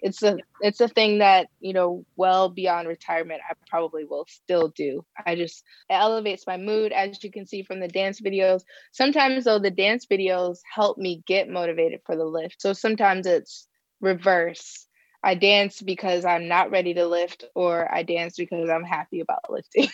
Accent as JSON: {"language": "English", "region": "Ohio", "country": "United States", "tie": "born or raised there", "moved": "yes", "lives_now": "Bay Area, California, United States", "said": "where I grew up in Ohio"}